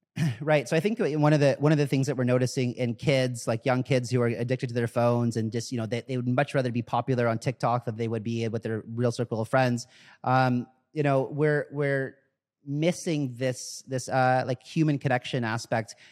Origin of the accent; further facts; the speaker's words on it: United States; I'm born in America, so I'm American.